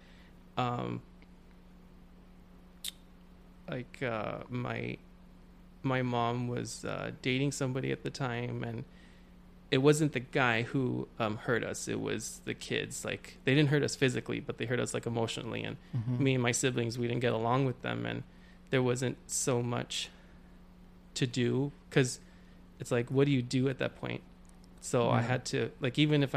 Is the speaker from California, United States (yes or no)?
yes; Wilmington, California, United States; also born or lived in Carson, California; now in San Pedro, United States; originally I'm from Wilmington, California, over in the South Bay. Been growing up there for a good while now